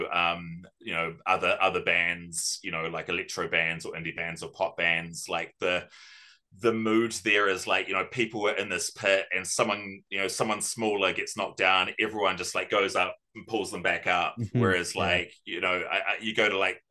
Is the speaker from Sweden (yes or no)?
no; New Zealand; growing up in New Zealand